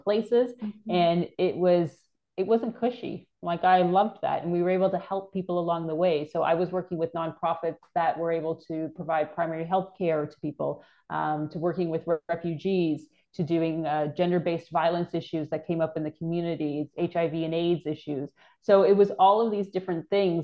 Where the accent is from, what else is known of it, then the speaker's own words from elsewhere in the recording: Toronto, Ontario, Canada; moved away; I'm originally from Canada. I grew up in Toronto.